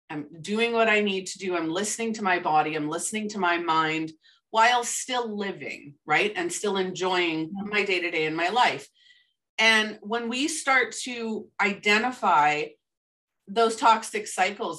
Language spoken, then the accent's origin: English; Canada; I am a Canadian